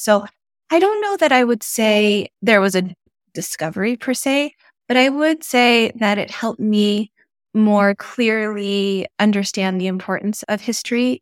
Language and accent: English; Albuquerque, New Mexico, United States; now in Tucson, United States; growing up in Albuquerque, New Mexico, and also being the daughter of Ethiopian immigrants